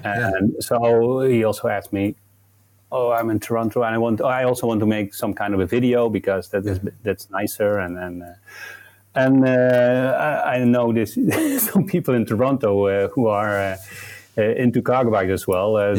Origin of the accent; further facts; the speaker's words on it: Nijmegen, Gelderland, Netherlands; it's actually in my, my hometown in Nijmegen